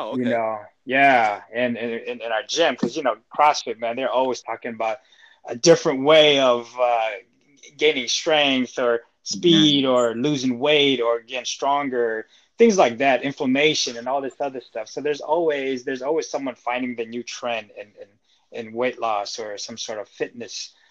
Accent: Seattle, Washington, United States; also born or lived in Philippines; I'm from Seattle. I was born in the Philippines, came here, and lived here since.

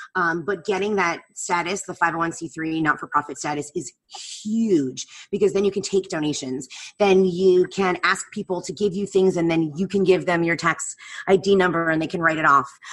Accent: New Jersey, United States; moved away; I grew up in New Jersey. I grew up an hour outside of New York.

